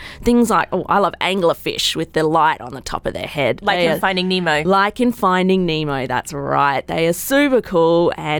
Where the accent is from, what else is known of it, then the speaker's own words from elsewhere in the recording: Perth, Western Australia, Australia; Well, as you said, I'm from Australia. I'm from Perth in Western Australia.